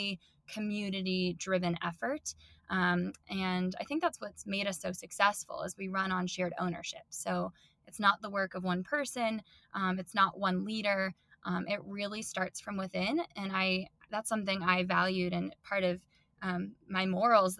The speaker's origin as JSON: {"language": "English", "town": "Denver", "region": "Colorado", "country": "United States", "tie": "born or raised there", "also_born_or_lived": "New Zealand", "moved": "as an adult", "said": "I was born and raised in Denver."}